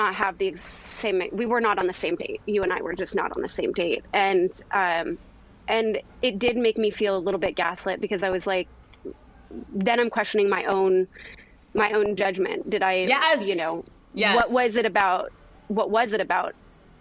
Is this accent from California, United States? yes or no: yes; California, United States; moved away as an adult; now in New York, United States; I'm from California originally